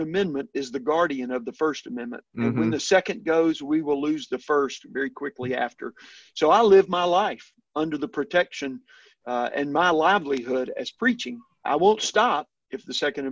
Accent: El Dorado, Arkansas, United States; moved away; I grew up in South Arkansas, a small town, El Dorado, just north of the Louisiana border

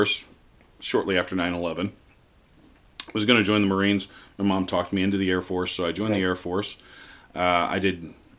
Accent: Marion, Illinois, United States; also born or lived in Missouri; I'm a local Southern Illinois boy. I was born in Marion in a, ironically, a church parsonage. I was a pastor's son most of my life.

